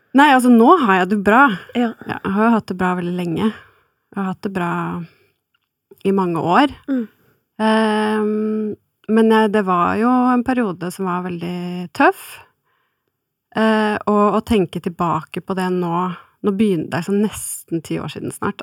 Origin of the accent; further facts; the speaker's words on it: Oslo, Norway; jeg er fra Oslo og omegn